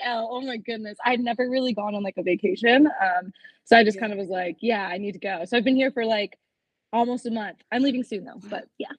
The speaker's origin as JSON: {"language": "English", "town": "Toronto", "region": "Ontario", "country": "Canada", "said": "I'm from Toronto, Canada"}